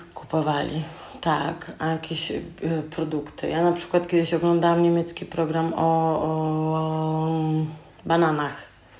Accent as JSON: {"language": "Polish", "town": "Rzeszów", "region": "Subcarpathian Voivodeship", "country": "Poland", "tie": "born or raised there", "moved": "yes", "lives_now": "Germany"}